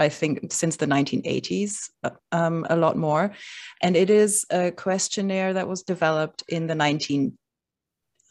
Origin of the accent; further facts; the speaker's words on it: Germany; moved away as an adult; now in Brooklyn, United States; I grew up in Germany